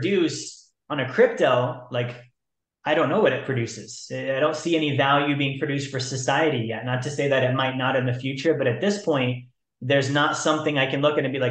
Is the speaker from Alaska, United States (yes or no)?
yes; Alaska, United States; I'm from Alaska.